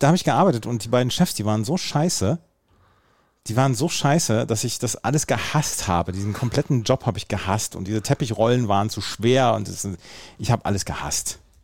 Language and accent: German; Bad Oeynhausen, North Rhine-Westphalia, Germany; bei uns in Rehme, das ist so der tiefste Punkt quasi